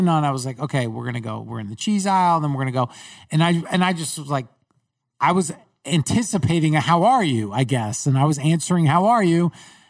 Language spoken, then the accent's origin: English; Long Island, New York, United States; accent: Long Island; Growing up in New York